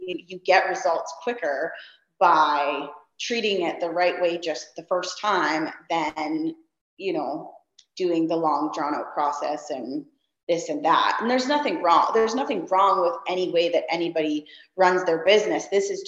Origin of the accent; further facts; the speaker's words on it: Saskatchewan, Canada; now in Kelowna, Canada; I moved here 3 years ago from Saskatchewan. And, so anybody that's familiar with, you know, Canada, the regions, like, you know, the prairies where I came from, and now I live in the mountains